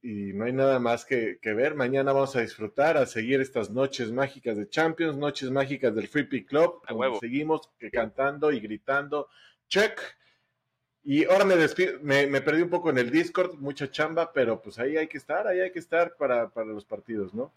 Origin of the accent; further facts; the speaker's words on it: Mexico; somos los mexicanos